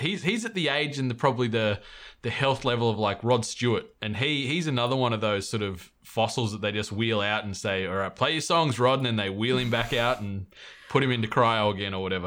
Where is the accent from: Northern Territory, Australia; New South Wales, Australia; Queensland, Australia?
New South Wales, Australia; moved away; we're both from New South Wales originally